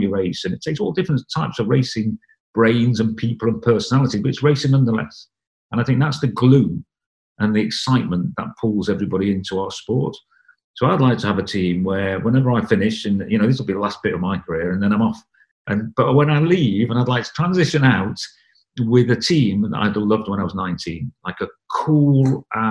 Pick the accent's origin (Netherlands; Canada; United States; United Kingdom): United Kingdom; Wales; moved away as an adult; I left home when I was 19 from Wales to go and try and be a racing cyclist